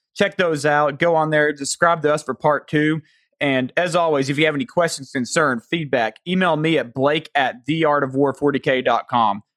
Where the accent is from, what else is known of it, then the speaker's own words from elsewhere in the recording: the South, United States; accent: Southern; my Southern accent